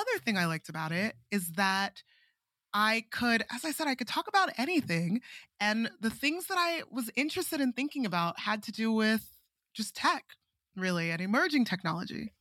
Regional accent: Nigeria; moved away as an adult; also born or lived in Princeton, United States; I'm Nigerian

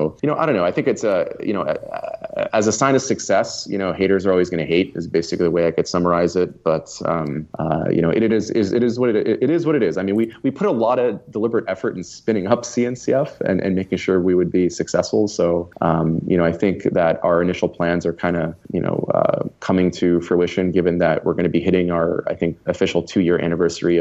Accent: Austin, Texas, United States; my hometown in Austin

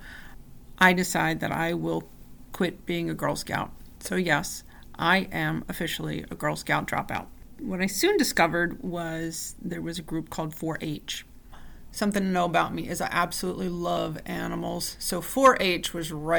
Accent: New Jersey, United States; I grew up in a really small town in New Jersey

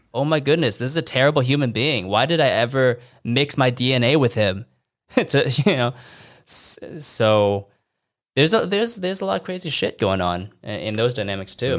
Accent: United States; moved away as an adult; now in Shanghai, China; I haven't been home back to the States to see my family in three years

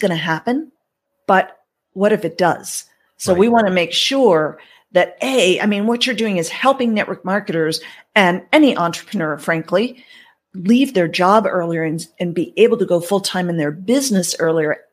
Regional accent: United States; moved away as an adult; also born or lived in Canada; I'm an American citizen and I was born and raised here

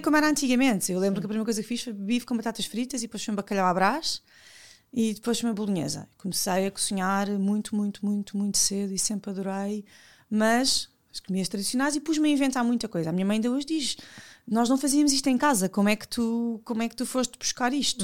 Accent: Lisbon, Portugal; also born or lived in Odivelas; eu nasci e vivi em Benfica com o meu pai

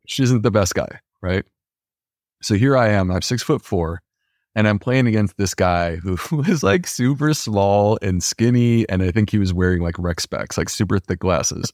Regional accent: Upstate New York, United States; Upstate New York

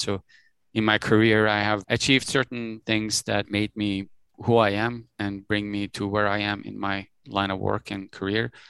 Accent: Tehran, Tehran Province, Iran; now in Toronto, Canada; I was born in Tehran, uh, which is a city, the capital city in Iran. I spent good chunk of my life, early years of my life, growing up in Iran with my family, and at some point we decided to immigrate to Canada

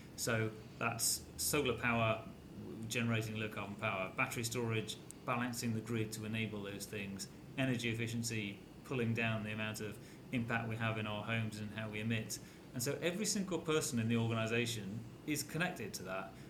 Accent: North Wales, United Kingdom; I grew up in North Wales

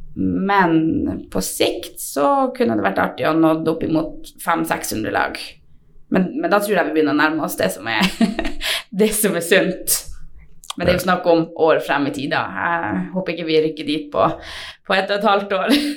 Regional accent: Tverrelvdalen, Finnmark, Norway; opprinnelig fra Tverland

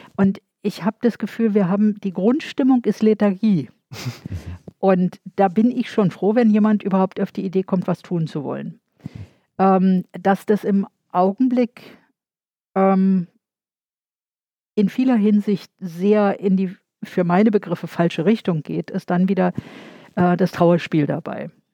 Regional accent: Berlin, Germany; also born or lived in Zepernick / Marienfelde; ich bin in Berlin-Buch geboren. Wir sind die ersten drei Jahre in Zepernick gewesen und meine Mutter ist dann von Ostberlin nach Westberlin mit mir

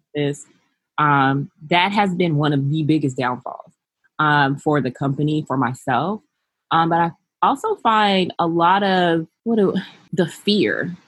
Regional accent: Los Angeles, California, United States; also born or lived in North Carolina; I was raised in Los Angeles by my mother, who is Belizean, and my father, who is African American

